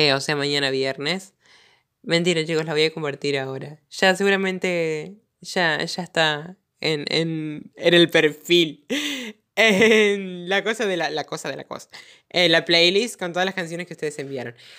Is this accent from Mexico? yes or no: no; interior of Santa Fe province, Argentina; Yo vivo en el interior de la provincia de Santa Fe